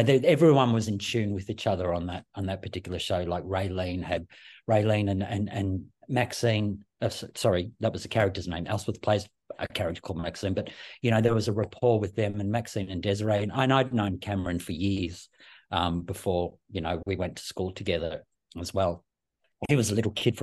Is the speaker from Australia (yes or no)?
yes; Boronia, Victoria, Australia; also born or lived in Knox; all my life, I basically grew up there